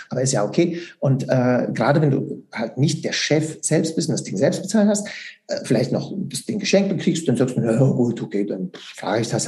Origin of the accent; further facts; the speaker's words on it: Switzerland; Und das geht natürlich nicht, weil es muss ja drei Jahre gehen bei uns in der Schweiz, ganz klar.